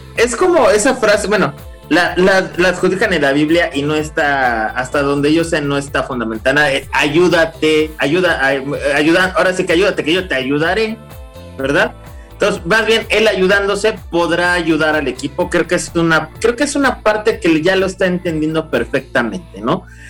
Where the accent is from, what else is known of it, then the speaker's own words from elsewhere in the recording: Mexico; como mexicano